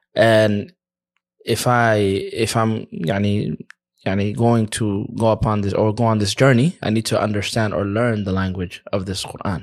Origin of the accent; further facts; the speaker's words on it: United States; moved away as an adult; now in Egypt; I'm from America.